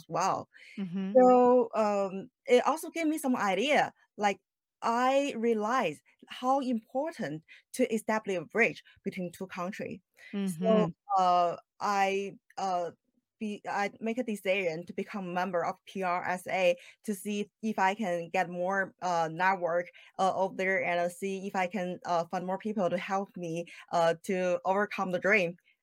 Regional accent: China; moved away as an adult; now in Houston, United States; I'm originally from China

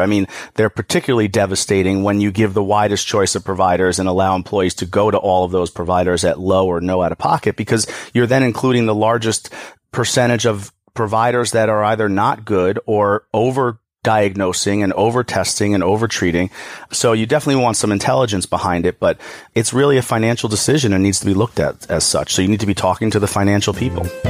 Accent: New York, United States; I'm from New York.

